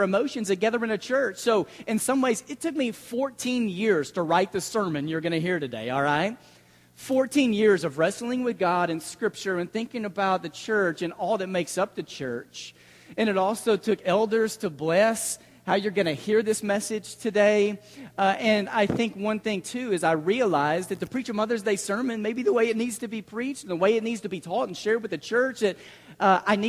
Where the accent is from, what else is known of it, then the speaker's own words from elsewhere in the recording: Mesquite, Texas, United States; I grew up in the Mesquite Church of Christ, just outside of Dallas. I consider that my home congregation. I was there through middle school, high school, a lot of my formative years